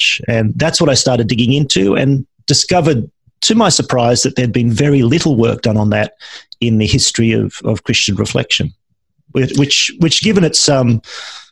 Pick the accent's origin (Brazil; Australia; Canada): Australia